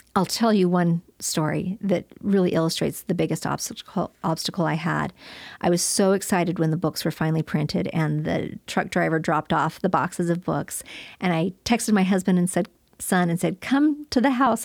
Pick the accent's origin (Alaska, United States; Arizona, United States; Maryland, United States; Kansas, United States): Arizona, United States; Flagstaff; I was growing up in Flagstaff, Arizona, and I had an idyllic childhood